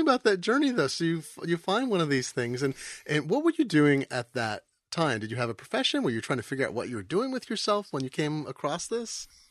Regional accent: Eugene, Oregon, United States; now in Seattle, United States; I grew up in Eugene, Oregon, which was a super biking town when I was a kid

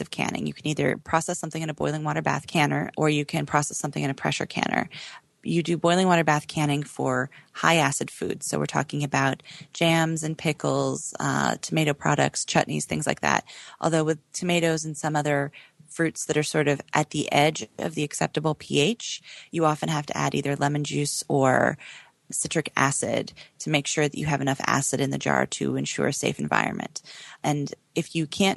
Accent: Oregon, United States; moved away; growing up in Oregon.

